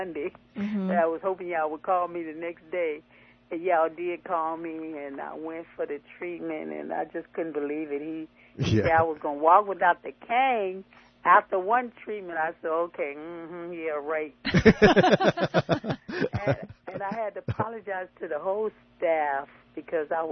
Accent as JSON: {"language": "English", "town": "Signal Hill", "region": "California", "country": "United States", "said": "I'm from Signal Hill, California."}